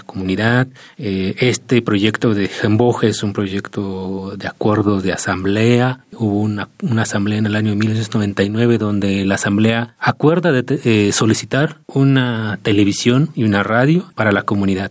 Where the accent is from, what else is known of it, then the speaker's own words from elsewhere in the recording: Santa María Tlahuitoltepec, Oaxaca, Mexico; Y mi pueblo, Tlahuitoltepec